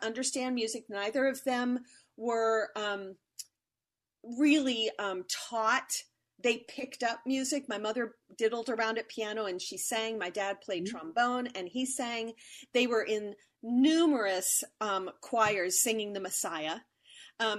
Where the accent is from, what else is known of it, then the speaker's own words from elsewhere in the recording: Ohio, United States; I grew up in the Mennonite Church. And the Mennonite Church in Ohio is all about a cappella singing.